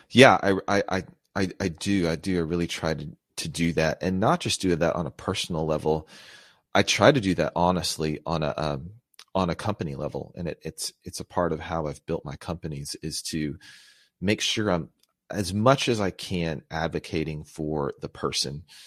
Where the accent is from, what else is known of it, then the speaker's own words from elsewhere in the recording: United States; I was born here in the States to Filipino immigrants.